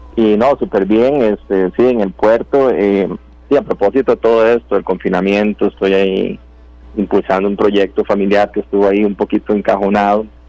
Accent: Puntarenas, Costa Rica; yo nací en el Cocal

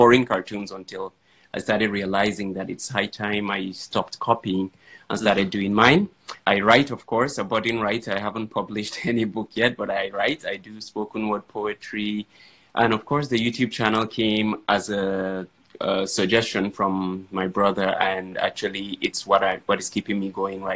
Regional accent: Yola, Adamawa, Nigeria; I am from Adamawa State, Yola to be precise, which means I'm a Fulani boy

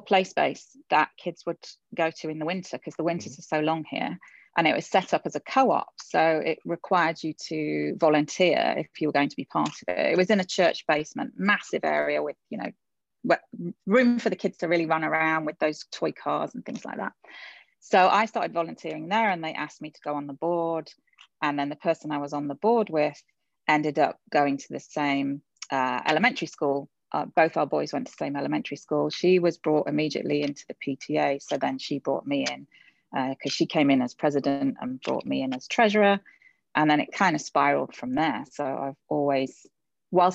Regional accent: Sheffield, Yorkshire and the Humber, United Kingdom; moved away as an adult; also born or lived in Japan; now in Belmont, United States; everyone can probably tell by my accent that I'm from England. My home is a city, actually. It's Sheffield, which is in Yorkshire

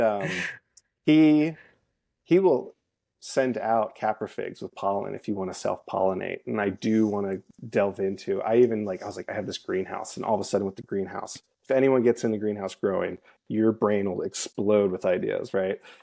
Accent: Lancaster, Pennsylvania, United States; moved away; I grew up in Lancaster, Pennsylvania, in Amish country.

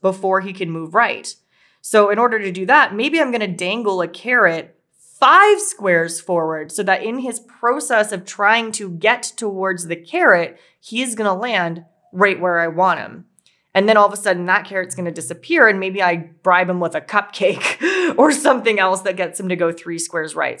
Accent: Winnipeg, Manitoba, Canada; we're from Winnipeg, Canada

